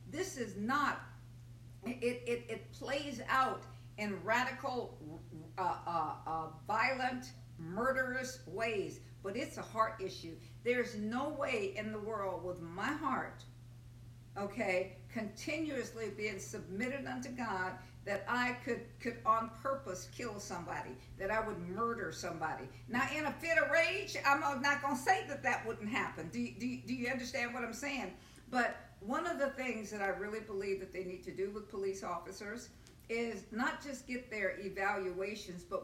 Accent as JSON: {"language": "English", "country": "Nigeria", "said": "I'm a Nigerian and I'm from Nigeria and I'm going back to Nigeria."}